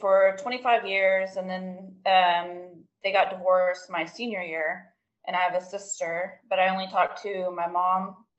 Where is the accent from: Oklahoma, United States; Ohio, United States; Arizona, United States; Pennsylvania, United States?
Oklahoma, United States; moved away as an adult; now in Crewe, Virginia, United States; I am from Kansas, Oklahoma, born and raised there, very small town in between Arkansas and Oklahoma.